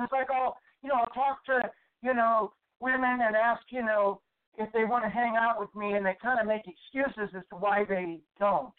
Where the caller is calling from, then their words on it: Houston, Texas, United States; I'm actually calling from Houston, Texas.